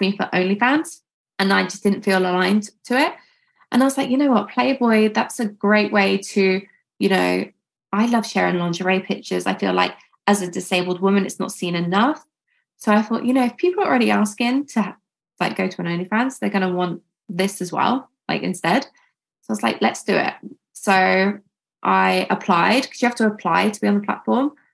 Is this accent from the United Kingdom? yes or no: yes; United Kingdom; I grew up here and I just do everything from here really.